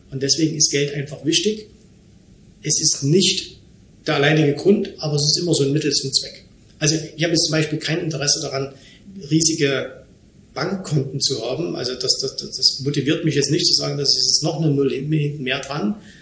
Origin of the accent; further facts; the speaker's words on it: Germany; moved away as an adult; now in Dubai, United Arab Emirates; ich bin in Deutschland geboren, in Deutschland wohnen meine Eltern